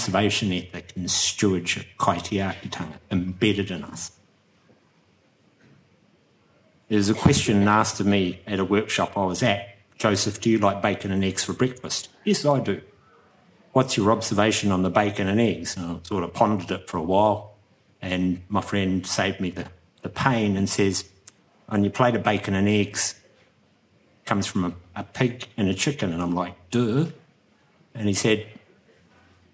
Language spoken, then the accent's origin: English; Ngāi Tūāhuriri, Canterbury, New Zealand; I come from Ngaituahuriri, which is just up the road